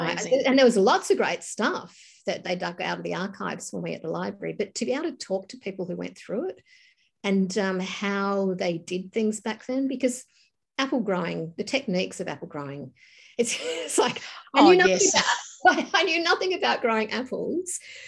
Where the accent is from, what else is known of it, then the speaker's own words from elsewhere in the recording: Tasmania, Australia; growing up in Tassie, and you would go out, we used to go for Sunday drives when I was a kid